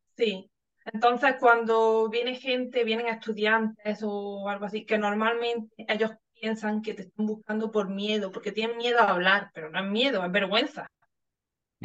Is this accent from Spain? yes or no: yes; southern Spain, Spain; si es del sur, si es de mi pueblo, si es de España en general